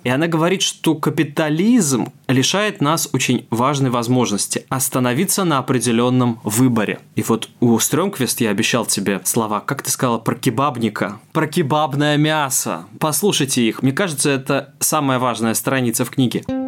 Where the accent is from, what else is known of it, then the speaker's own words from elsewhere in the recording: Russia; я, человек из России